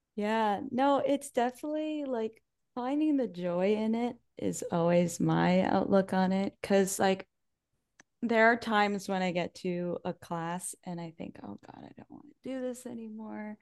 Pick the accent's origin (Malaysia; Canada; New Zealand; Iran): Canada; Salisbury, New Brunswick; I grew up right here in Salisbury.